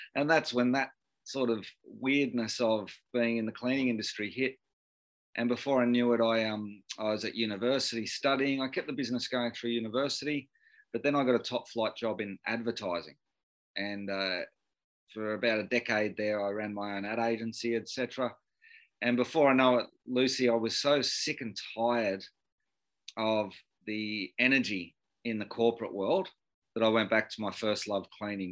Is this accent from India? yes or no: no; Sydney, New South Wales, Australia; I, I grew up in Beecroft in uh, Sydney's um, norwest.